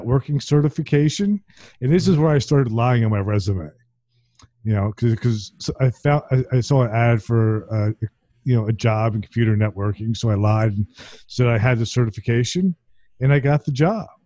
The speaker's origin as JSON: {"language": "English", "town": "Princeton", "region": "New Jersey", "country": "United States", "tie": "born or raised there", "said": "I grew up in Princeton, New Jersey, and is very sort of pretentious"}